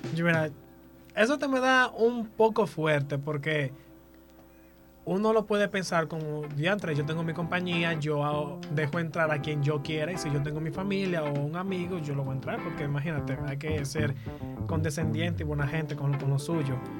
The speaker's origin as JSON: {"language": "Spanish", "region": "La Vega", "country": "Dominican Republic", "said": "Yo que soy de La Vega"}